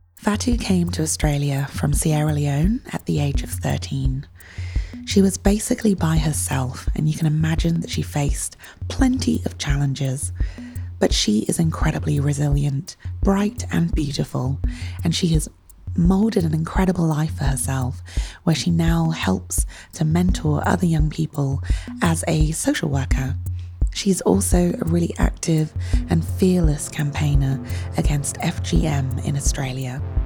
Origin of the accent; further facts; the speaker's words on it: United Kingdom; I grew up in the UK